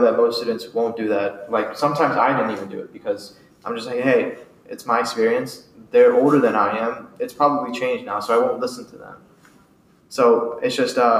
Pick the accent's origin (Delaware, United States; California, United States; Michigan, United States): Delaware, United States; Sussex County; also born or lived in India; I immigrated from India when I was about 7 to 8. We moved to Sussex County. I went to middle school and high school with the Woodbridge School District